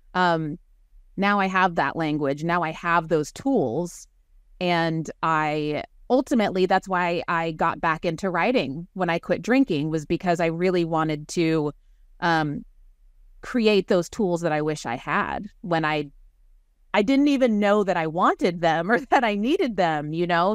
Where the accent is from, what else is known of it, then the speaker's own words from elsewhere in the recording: Waco, Texas, United States; also born or lived in Northern California; I was raised in Waco, Texas, by a strong, opinionated feminist mom